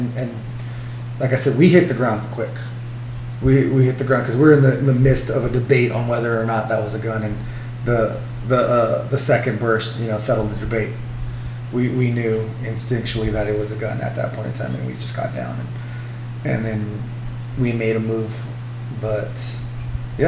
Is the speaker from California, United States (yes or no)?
yes; Bakersfield, California, United States; I grew up in Bakersfield